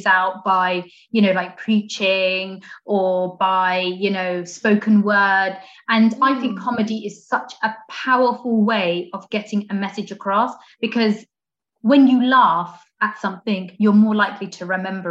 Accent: Portsmouth, South East England, United Kingdom; I was the only black African girl in my school growing up in Portsmouth

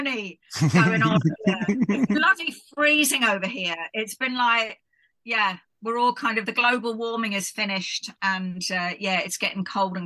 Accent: London, United Kingdom; also born or lived in Scotland; I grew up, my parents were Irish, and I grew up in London.

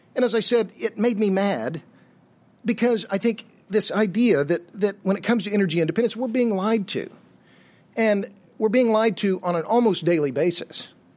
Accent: Tulsa, Oklahoma, United States; now in Austin, United States; I was born and raised in Tulsa, Oklahoma

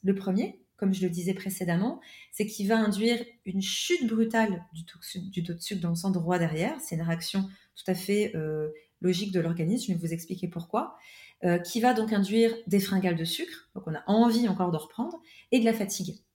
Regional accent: France; moved away; also born or lived in Switzerland; je suis française à la base

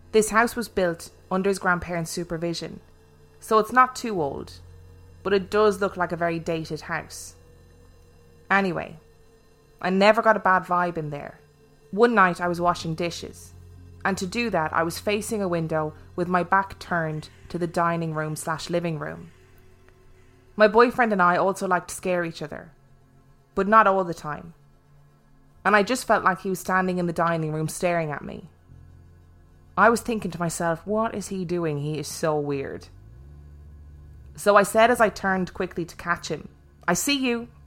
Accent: Los Angeles, California, United States; now in Honolulu, United States; I'm originally from Los Angeles, California, and about three years ago, my boyfriend and I moved to Honolulu, Hawaii.

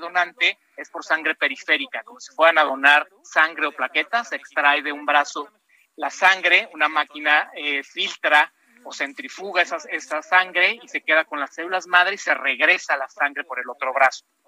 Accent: Mexico; como mexicanos

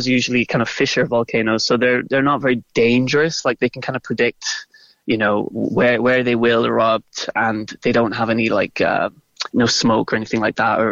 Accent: Macroom, Munster, Ireland; moved away as an adult; now in Reykjavik, Iceland; I grew up just outside of Macroom

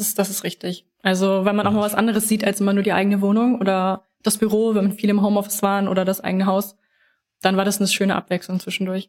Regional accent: Lower Saxony, Germany; now in Hanover, Germany; Ich komme ähm, aus Norddeutschland, aus Niedersachsen

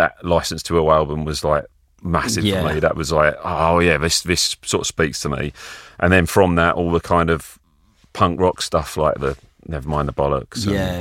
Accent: Benfleet, East of England, United Kingdom; also born or lived in Colchester / Chelmsford; I grew up around, my family lived in Benfleet, which is kind of like a muddy puddle a bit near Southend

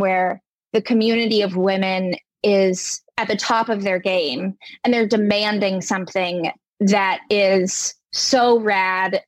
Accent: United States; also born or lived in New York City; as an American

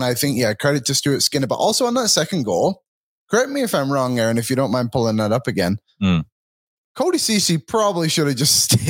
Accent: Philippines; I completed the flag game. I'm Filipino.

